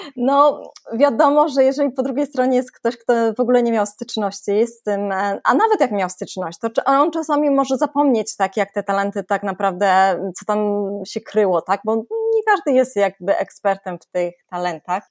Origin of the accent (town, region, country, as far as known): Poland